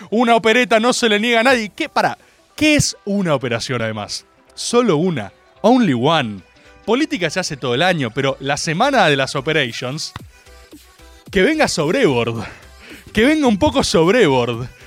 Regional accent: Buenos Aires, Argentina; La gente de Córdoba me recibió como una suerte de misteriosa deidad porteña

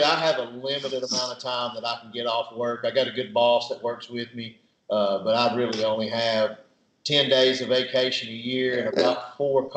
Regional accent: Jasper, Tennessee, United States; moved away as an adult; now in Soddy-Daisy, United States; I'm from Marion County, Jasper, Tennessee

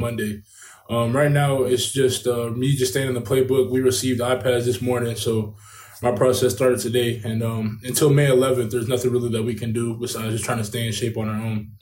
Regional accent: Kentucky, United States; back here in my hometown of Kentucky

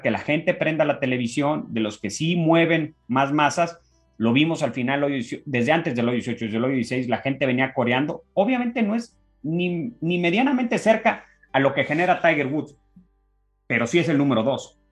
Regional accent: Mexico; A mí como mexicano, si soy profesional

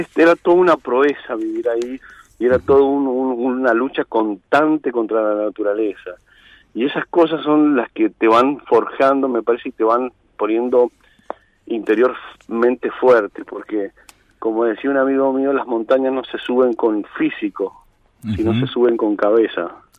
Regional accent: San Juan, Argentina; also born or lived in Iglesia, San Juan; haber nacido acá y decir, bueno, la verdad que nací bien acá

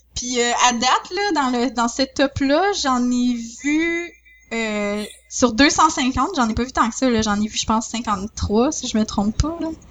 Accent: Saint-Georges, Quebec, Canada; je viens de Saint-Georges

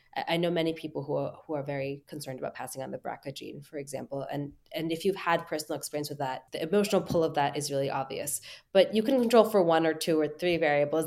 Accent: United States; as an American

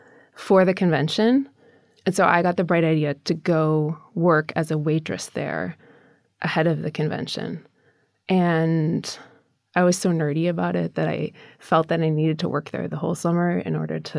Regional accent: Minnesota, United States; In Minnesota.

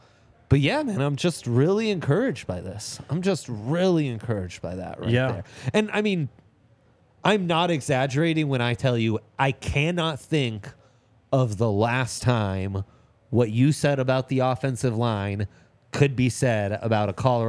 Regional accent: Italy; So I grew up in Italy.

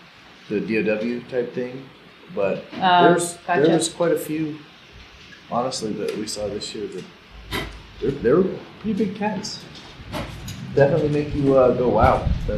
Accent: Colorado, United States; I grew up in South Shore in Stagecoach Reservoir there.

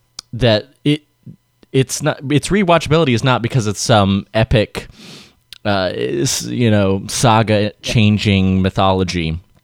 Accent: United Kingdom; as a Brit, you have to be thinking that if Cadbury doesn't have a promotional tie-in with the series, what are they doing?

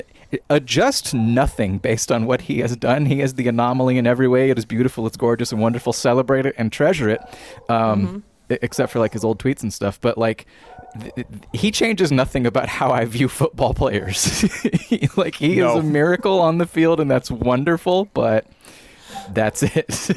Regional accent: Georgia, United States; I was born in Georgia

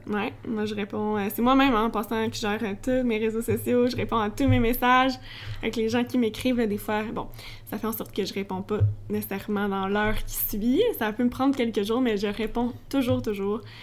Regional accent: Sainte-Julie, Quebec, Canada; also born or lived in Longueuil; je suis pas originaire de Longueuil, moi je suis originaire de Sainte-Julie

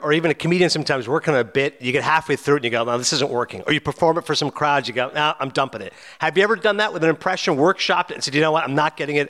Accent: Canada; I'm Canadian

